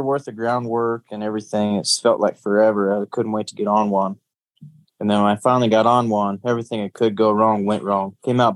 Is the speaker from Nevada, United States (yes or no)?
yes; Fallon, Nevada, United States; also born or lived in Lakeview, Oregon / Alturas, California; we lived in Alturas, California, up until kindergarten when we moved to Fallon, Nevada, and then grew up all the way through high school there